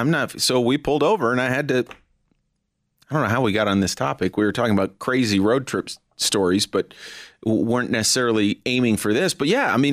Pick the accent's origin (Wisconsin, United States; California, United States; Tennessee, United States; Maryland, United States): California, United States; now in Denver, United States; when I was a kid growing up in California